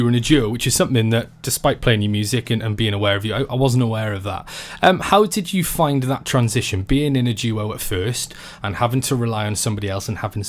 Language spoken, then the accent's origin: English; Wales, United Kingdom; I suddenly felt very patriotic there. You know, big strong feeling and pride of being Welsh.